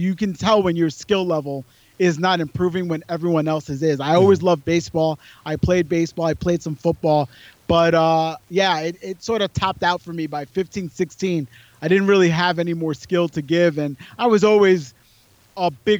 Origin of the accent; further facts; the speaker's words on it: New York City, New York, United States; also born or lived in Warwick, New York / Hoboken, New Jersey / Brooklyn, New York; I was born in the Bronx in New York City, one of the boroughs of New York City, the Bronx. And I was there till about 12. Then I moved a little bit upstate, like to a suburb of New York City, about, let's say, 60 miles away. And it's called Warwick, New York.